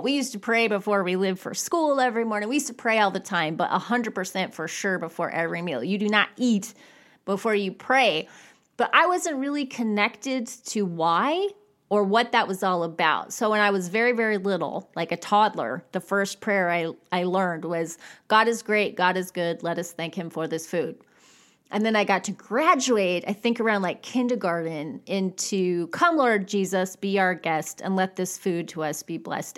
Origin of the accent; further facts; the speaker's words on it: California, United States; I grew up in California